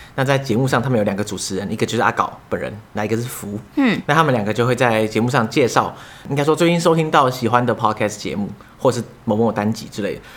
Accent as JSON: {"language": "Chinese", "country": "Taiwan", "said": "“哎、欸，你们哪里来的啊？”他说：“哦，台湾啊。”"}